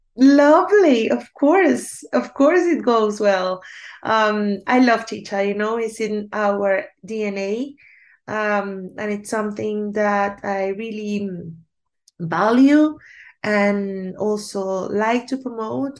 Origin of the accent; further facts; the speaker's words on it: Cartagena, Bolívar, Colombia; now in Bogotá, Colombia; Cartagena is my hometown